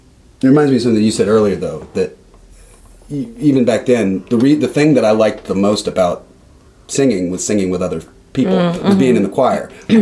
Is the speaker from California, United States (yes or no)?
no; Atlanta, Georgia, United States; I'm from Atlanta.